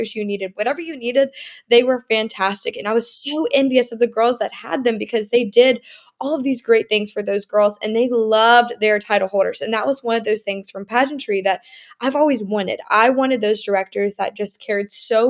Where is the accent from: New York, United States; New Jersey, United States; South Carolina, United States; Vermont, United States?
South Carolina, United States; I'm from South Carolina